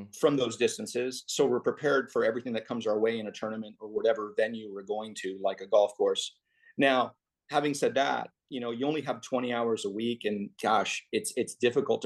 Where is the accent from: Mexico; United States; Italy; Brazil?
United States; Laredo, Texas; I grew up in Laredo, Texas